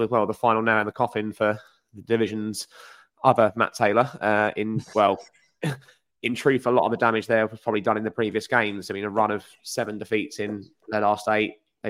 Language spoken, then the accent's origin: English; Stevenage, East of England, United Kingdom; I am sadly from Stevenage.